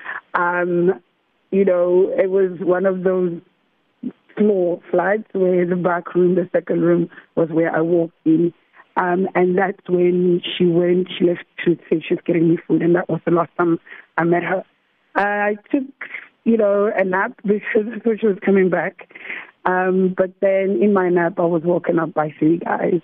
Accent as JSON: {"language": "English", "town": "Cape Town", "region": "Western Cape", "country": "South Africa", "tie": "born or raised there", "said": "I grew up in the Western Cape, Cape Town, Woodstock, the District 6 side."}